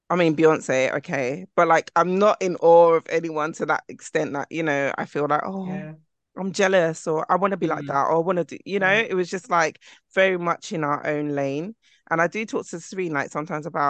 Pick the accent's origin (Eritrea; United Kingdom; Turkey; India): United Kingdom; London; growing up in London